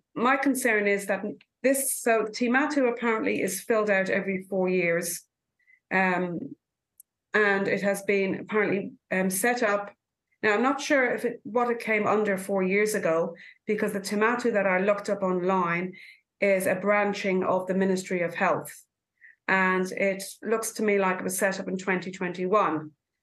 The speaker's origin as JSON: {"language": "English", "country": "Ireland", "moved": "yes", "lives_now": "New Zealand", "said": "I'm from Ireland"}